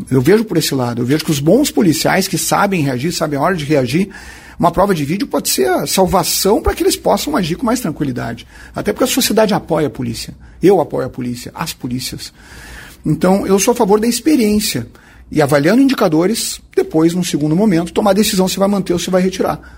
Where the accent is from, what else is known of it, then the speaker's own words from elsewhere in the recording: Santa Maria, Rio Grande do Sul, Brazil; eu que sou um habitante da região centro do estado, sou de Santa Maria.